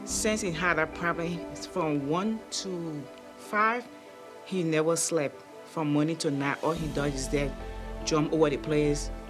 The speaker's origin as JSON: {"language": "English", "country": "Liberia", "moved": "yes", "said": "I'm from West Africa, Liberia"}